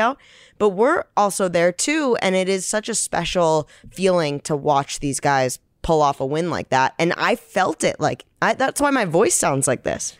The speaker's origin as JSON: {"language": "English", "region": "Northeast", "country": "United States", "moved": "yes", "said": "I'm from the Northeast."}